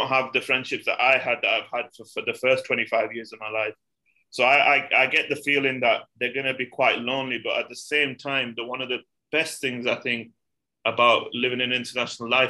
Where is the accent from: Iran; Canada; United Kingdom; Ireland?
United Kingdom; I'm from the UK